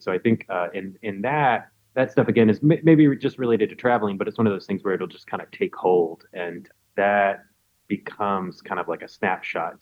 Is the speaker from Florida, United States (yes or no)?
no; Macon, Georgia, United States; moved away as an adult; my hometown. I mean, it's kind of it's Macon